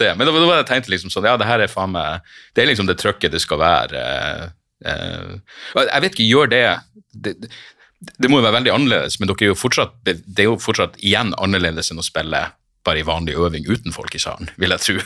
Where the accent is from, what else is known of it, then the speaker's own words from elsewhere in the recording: Narvik, Nordland, Norway; moved away; Jeg har jo litt sånn halvanstrengt forhold til hjembyen min